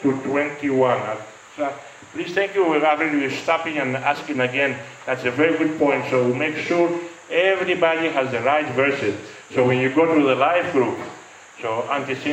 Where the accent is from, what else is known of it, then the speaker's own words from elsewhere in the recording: Greece; I am Greek.